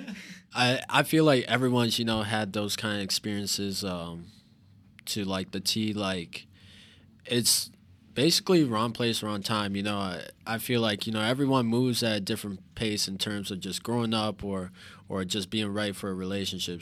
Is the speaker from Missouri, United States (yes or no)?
yes; St. Louis, Missouri, United States; moved away as an adult; also born or lived in Carbondale, Illinois; now in Joliet, United States; I'm from Saint Louis. I literally just moved here, uh, like three days ago to Joliet.